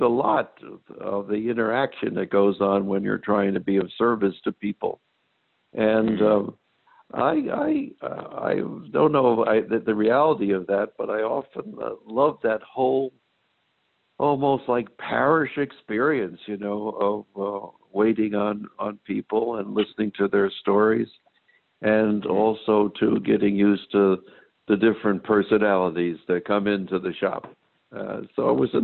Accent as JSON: {"language": "English", "town": "Newark", "region": "New Jersey", "country": "United States", "tie": "born or raised there", "also_born_or_lived": "New York City", "said": "I was born in New York City, 1934, moved to New Jersey, raised in Newark, New Jersey"}